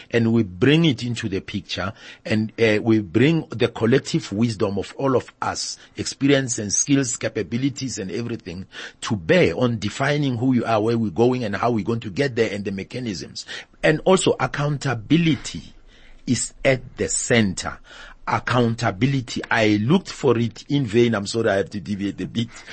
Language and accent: English; South Africa; We don't have that in South Africa